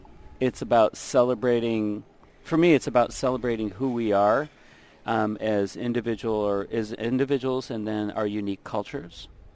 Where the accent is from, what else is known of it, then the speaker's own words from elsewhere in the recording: Old Harbor, Alaska, United States; moved away; I'm originally from Kodiak Island, Old Harbor, Alaska.